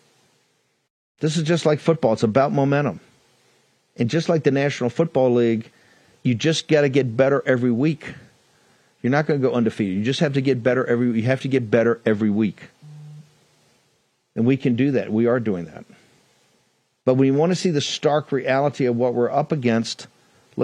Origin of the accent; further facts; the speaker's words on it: Virginia, United States; my beloved Commonwealth of Virginia, my home state